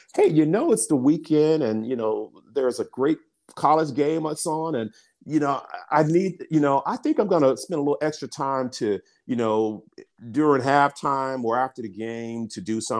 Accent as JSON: {"language": "English", "town": "Birmingham", "region": "Alabama", "country": "United States", "tie": "born or raised there", "said": "I'm an African-American. I'm from Birmingham, Alabama. I grew up in, I grew up in an area called Dynamite Hill."}